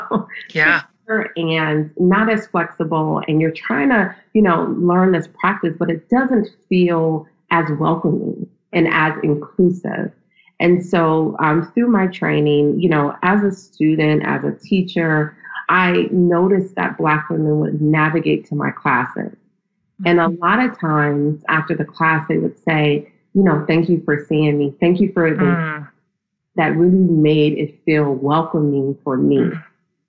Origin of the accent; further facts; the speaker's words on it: Akron, Ohio, United States; moved away as an adult; also born or lived in Nashville, Tennessee / New York; I was raised in Akron, Ohio